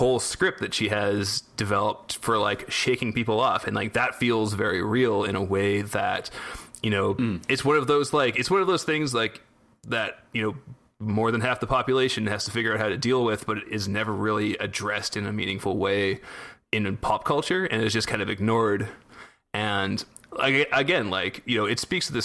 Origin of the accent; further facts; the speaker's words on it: Canada; growing up in Canada